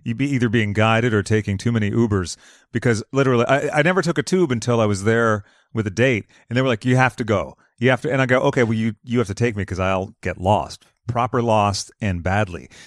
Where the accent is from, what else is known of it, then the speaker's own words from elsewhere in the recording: United States; us Americans